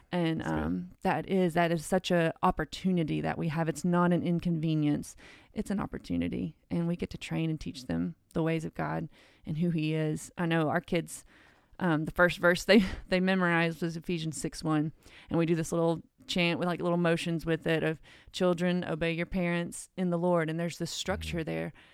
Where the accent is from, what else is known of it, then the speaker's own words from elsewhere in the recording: Cleveland, United States; I was born and raised here in Cleveland